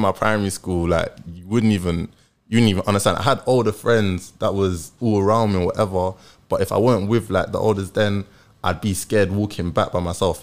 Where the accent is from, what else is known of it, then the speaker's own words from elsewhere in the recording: London, United Kingdom; I grew up in Tottenham